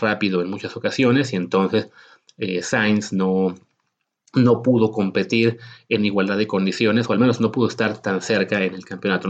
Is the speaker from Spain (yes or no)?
no; Mexico; nosotros como mexicanos